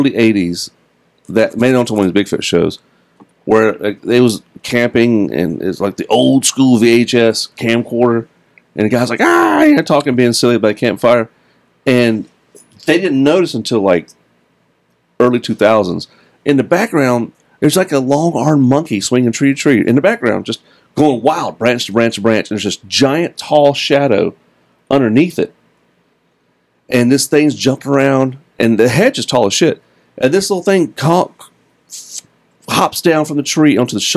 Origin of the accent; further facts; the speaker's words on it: United States; I'm American.